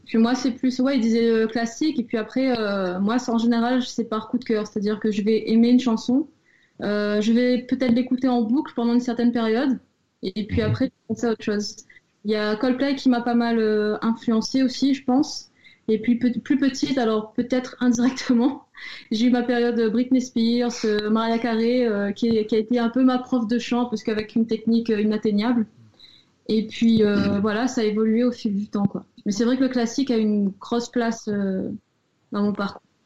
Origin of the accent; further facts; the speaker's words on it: Réunion; moved away as an adult; now in Nancy, France; je viens de La Réunion